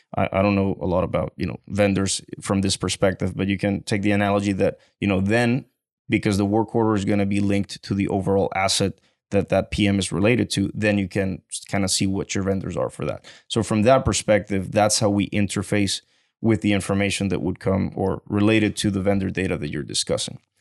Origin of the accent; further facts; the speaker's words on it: Venezuela; moved away as an adult; now in Houston, United States; I'm originally from Venezuela, and I came to Houston, uh, in the year two thousand and eleven just to go to school.